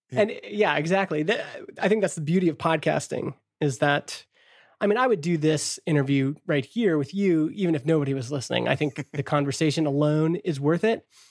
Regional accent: Stony Plain, Alberta, Canada; I'm a kid from Stony Plain, Alberta

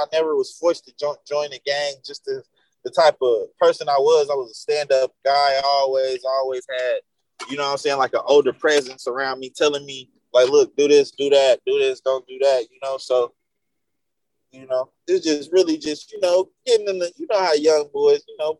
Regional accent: the South, United States; Well, I grew up in the South, you know, in America, the South is very, very behind

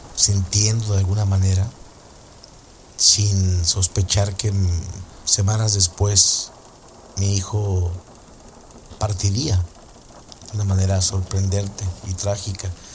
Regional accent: Coatzacoalcos, Veracruz, Mexico; moved away; estábamos en Coatzacoalcos, Veracruz, que es de donde yo soy

